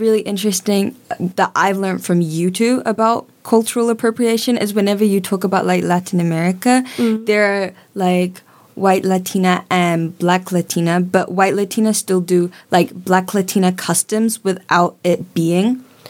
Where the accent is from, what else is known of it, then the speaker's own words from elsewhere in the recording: Jamaica; Because I'm from Jamaica.